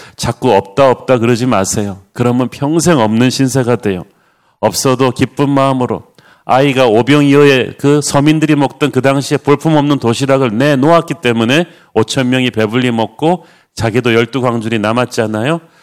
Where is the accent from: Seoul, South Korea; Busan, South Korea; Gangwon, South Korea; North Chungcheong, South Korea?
Busan, South Korea; moved away; 둘 다 부산 출신에다가 둘 다 굉장히 가난하게 자라면서